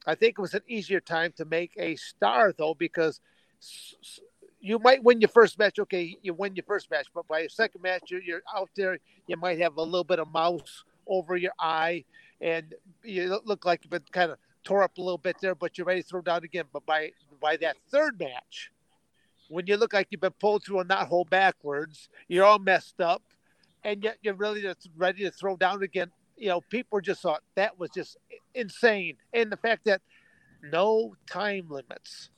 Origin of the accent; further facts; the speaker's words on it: United States; I'm an American wrestler